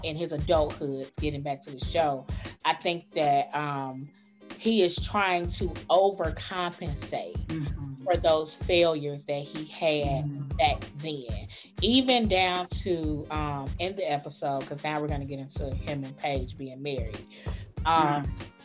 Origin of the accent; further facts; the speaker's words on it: Chicago, Illinois, United States; I'm from Chicago.